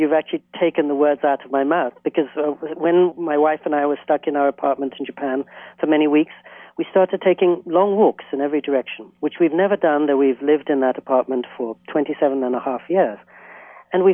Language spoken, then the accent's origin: English; England, United Kingdom; now in United States; When I was a little boy growing up in England, I was so excited to come to the U.S.